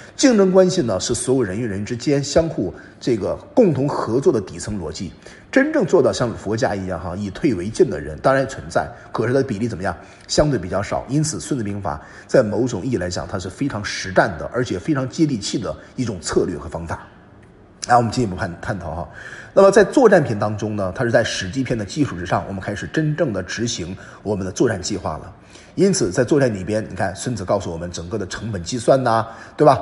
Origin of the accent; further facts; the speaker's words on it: China; 我们中国人